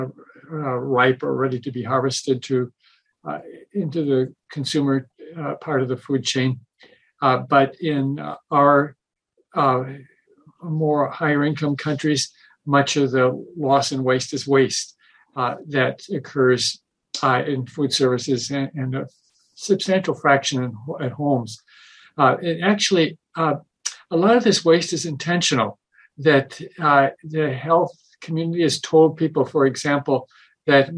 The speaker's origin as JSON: {"language": "English", "region": "Midwest", "country": "United States", "tie": "born or raised there", "said": "when I was growing up in the Midwest"}